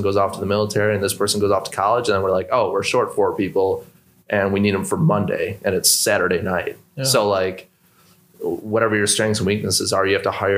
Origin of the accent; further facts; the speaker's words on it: Milwaukee, Wisconsin, United States; we're two brothers from Milwaukee